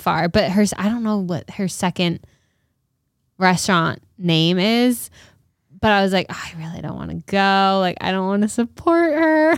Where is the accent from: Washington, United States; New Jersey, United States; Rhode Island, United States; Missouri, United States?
Rhode Island, United States; my home, like, my home